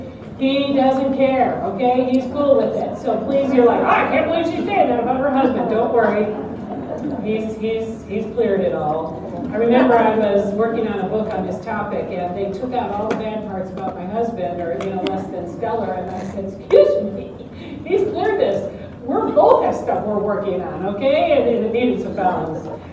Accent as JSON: {"language": "English", "town": "Detroit", "region": "Michigan", "country": "United States", "tie": "born or raised there", "said": "My children were raised appropriately on Motown. I grew up in Detroit."}